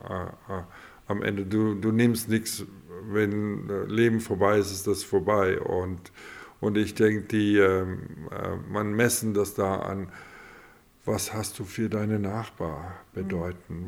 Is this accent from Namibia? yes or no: yes; Grootfontein, Otjozondjupa, Namibia; ich bin vierte Generation Hurt Rotfontäner